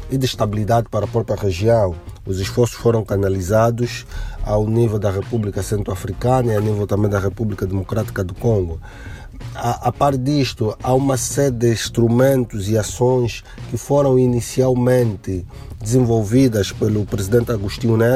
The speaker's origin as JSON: {"language": "Portuguese", "country": "Angola", "said": "sou angolano, professor universitário."}